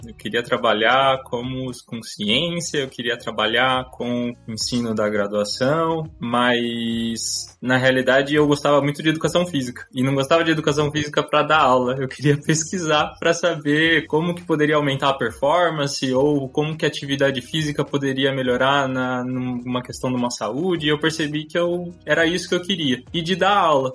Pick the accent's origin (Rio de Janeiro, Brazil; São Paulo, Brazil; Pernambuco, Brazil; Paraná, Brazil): São Paulo, Brazil; Campinas; eu sou de Campinas, eu tenho 27 anos. Nasci em São Paulo, na realidade, mas moro em Campinas, aqui, região, desde muito pequeno